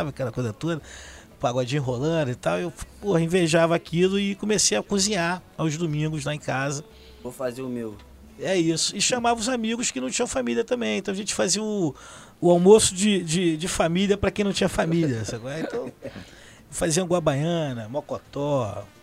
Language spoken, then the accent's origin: Portuguese; Rio de Janeiro, Brazil; also born or lived in Jacarepaguá / Campinho; Eu sou do subúrbio ali de Irajá, cria de Vista Alegre. Mas eu voei muito, assim, pelo, pela cidade, né? Meus pais de 3 e 3 anos se mudavam.